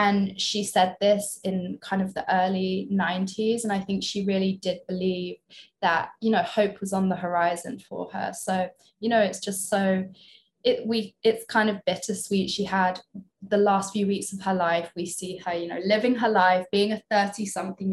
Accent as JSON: {"language": "English", "country": "United Kingdom", "said": "I'm British"}